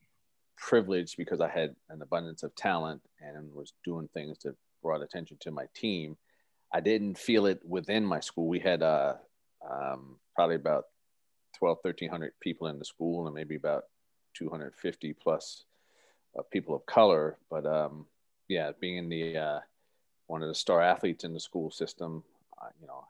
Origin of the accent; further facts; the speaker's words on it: Scotch Plains, New Jersey, United States; moved away; I'm from a little parochial town called Scotch Plains, New Jersey, which is probably 45 minutes south of Manhattan, New York